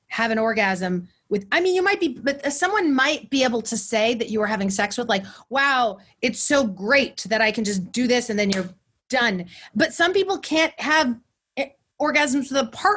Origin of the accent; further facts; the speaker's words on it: Central Valley, California, United States; I'm from the Central Valley